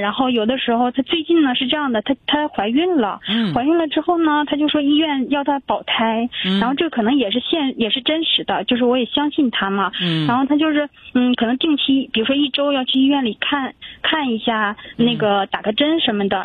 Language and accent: Chinese; Changchun, Jilin, China; moved away as an adult; now in Nanjing, China; 咱们长春人，现在南京工作